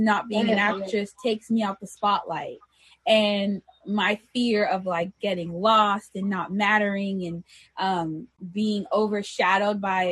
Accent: New York City, New York, United States; I'm from there too

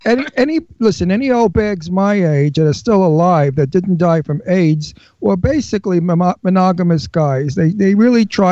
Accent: New York City, New York, United States; accent: Brooklyn; I was born in Brooklyn. I lived in Brooklyn as a kid.

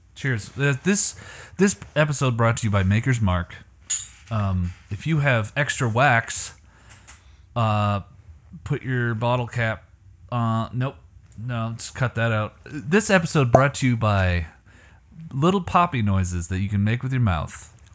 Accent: Canada; moved away; I'm from Canada

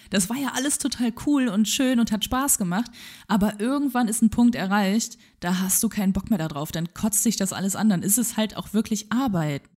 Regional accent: Wegberg, North Rhine-Westphalia, Germany; es gab einen Laden bei uns in Wegberg damals

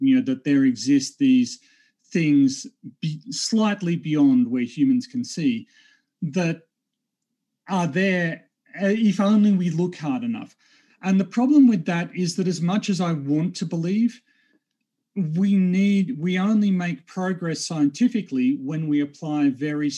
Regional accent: Australia; I'm a geophysicist from Australia

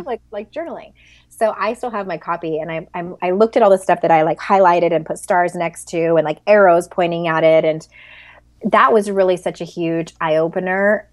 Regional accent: San Diego, California, United States; I'm from San Diego

